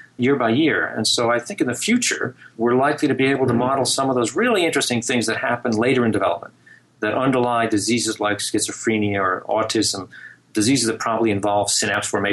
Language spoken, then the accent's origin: English; New Jersey, United States; I grew up in New Jersey